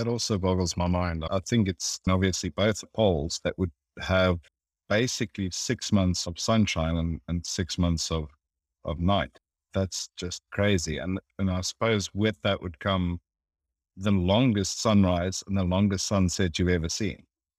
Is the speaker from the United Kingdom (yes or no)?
no; South Africa; I'm South African